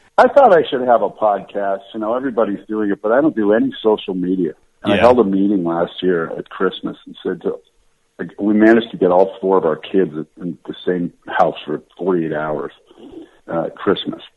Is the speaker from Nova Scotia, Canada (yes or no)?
no; London, Ontario, Canada; moved away as an adult; also born or lived in Toronto, Canada / La Jolla, United States; I was born in Toronto, Toronto, and I grew up in London, Ontario